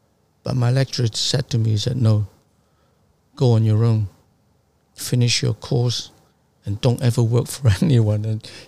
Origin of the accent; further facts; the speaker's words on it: Sunderland, North East England, United Kingdom; moved away as an adult; now in London, United Kingdom; because we moved down from Sunderland to London in the 80s, because there was a huge recession up northeast of England, and my father lost all his business, and it forced us to move.